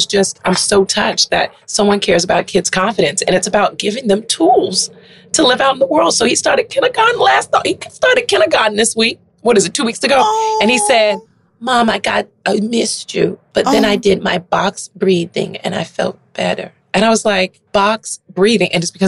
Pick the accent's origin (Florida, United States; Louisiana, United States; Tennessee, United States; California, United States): Florida, United States; is I am from Florida. I was raised on cheesecake, Sizzler, and Red Lobster.